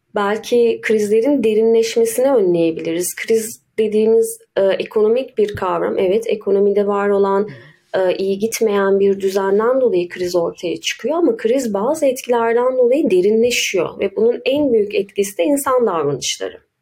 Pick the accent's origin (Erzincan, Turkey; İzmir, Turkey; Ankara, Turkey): Ankara, Turkey; Ankaralıyım. Ankara'da doğdum daha doğrusu.